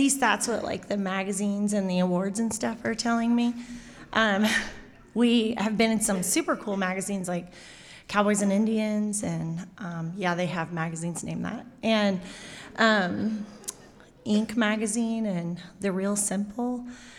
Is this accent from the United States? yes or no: no; New Plymouth, Taranaki, New Zealand; So yeah, I am from New Plymouth. I live there with a whole pile of kids and my husband.